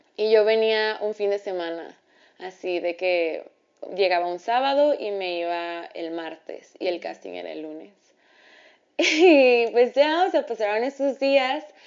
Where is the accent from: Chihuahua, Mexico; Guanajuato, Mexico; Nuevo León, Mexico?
Chihuahua, Mexico; Ciudad Juárez; moved away as an adult; now in Mexico City, Mexico; me regresé a Ciudad Juárez